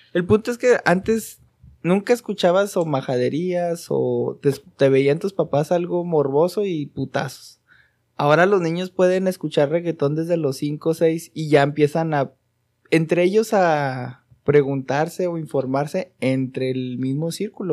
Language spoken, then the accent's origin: Spanish; Mexico